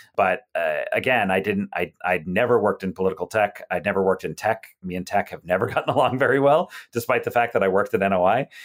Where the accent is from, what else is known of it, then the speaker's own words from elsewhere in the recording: South Shore of Massachusetts, United States; now in Hyattsville, United States; I grew up on the South Shore of Massachusetts